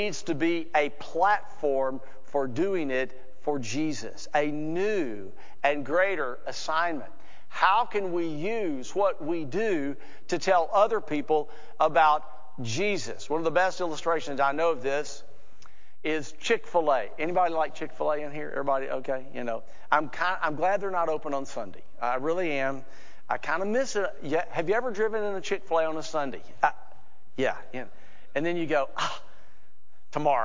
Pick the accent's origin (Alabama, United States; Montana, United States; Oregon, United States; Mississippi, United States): Alabama, United States; I'm from Alabama.